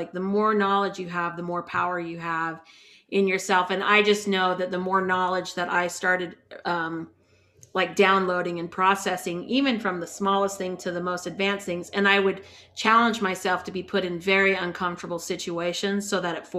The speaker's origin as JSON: {"language": "English", "town": "Salt Lake City", "region": "Utah", "country": "United States", "said": "I'm from Salt Lake City"}